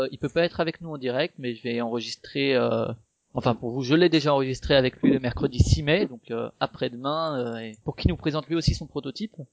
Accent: Strasbourg, Grand Est, France; comme moi je suis de Strasbourg aussi et que je passe souvent effectivement à la boutique

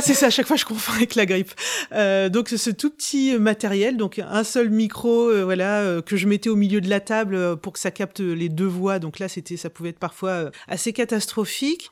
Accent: Rouen, Normandy, France; je suis de Rouen

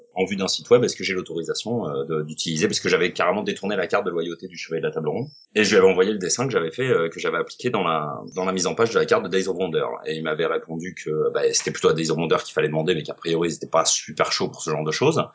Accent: Avignon, Provence-Alpes-Côte d'Azur, France; now in Aix-en-Provence, France; Je suis d'Avignon originairement, et puis j'ai fait mes études à Aix, en fait. Et là, ça fait 22-23 bah, ans que je suis sur Aix

